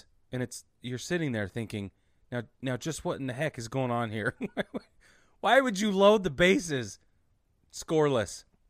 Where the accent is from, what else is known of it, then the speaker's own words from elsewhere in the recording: Provo, Utah, United States; I'm from Provo, Orem, Utah